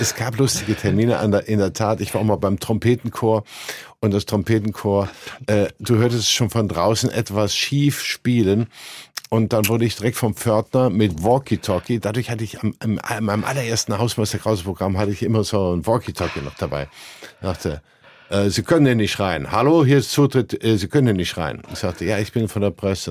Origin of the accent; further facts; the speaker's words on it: Cologne, North Rhine-Westphalia, Germany; Ich komme ja aus Köln, wie man jetzt hört